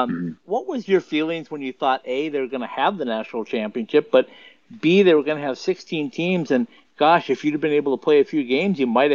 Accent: Fosston, Minnesota, United States; A little town nice. Just to the west of Bemidji called Fawston is where I grew up.

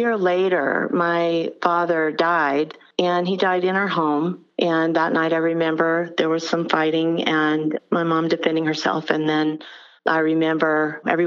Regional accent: Albany, Georgia, United States; moved away; I'm from Albany, Georgia

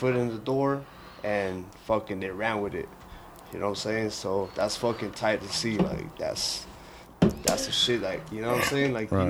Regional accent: Denver, Colorado, United States; also born or lived in San Antonio; I'm from Denver, but I got put down in San Antonio.

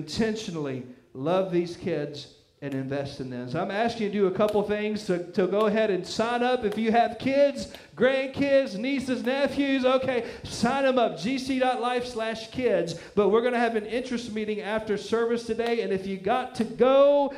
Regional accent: the Bible Belt, United States; I grew up in the Bible Belt, where even the heathens knew all the Bible stories.

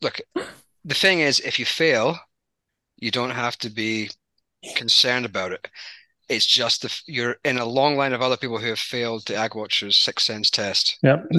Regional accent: United Kingdom; now in Australia; which I am technically an Aussie, true blue Aussie, but it's not often that it's a fellow Pommy, a British person.

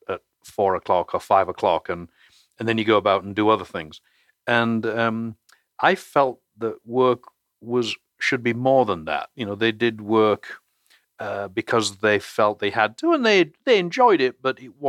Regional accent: England, United Kingdom; moved away; as probably my accent suggests, I was born in England

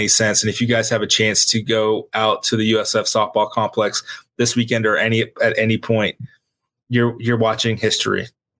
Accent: Ireland; Yeah, as an Irishman, I'm a Manchester United fan, so I've got my own issues with rooting for an English team

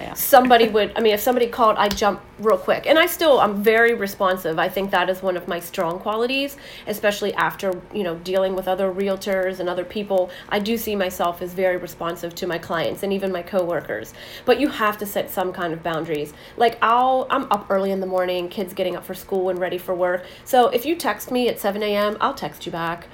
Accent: Saxonburg, Pennsylvania, United States; Saxonburg, my hometown where I grew up

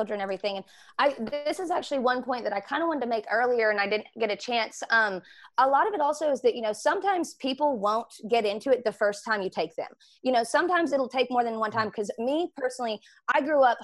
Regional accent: Memphis, Tennessee, United States; moved away; Memphis is my hometown

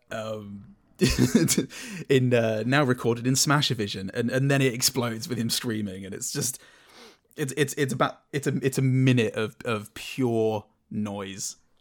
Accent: United Kingdom; I'm British

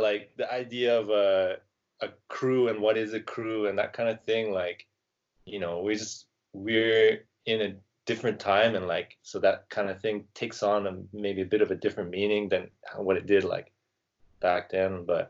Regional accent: Surrey, British Columbia, Canada; Like in Vancouver, all the good dancers, well, a lot of the good dancers, I come from Surrey, yeah.

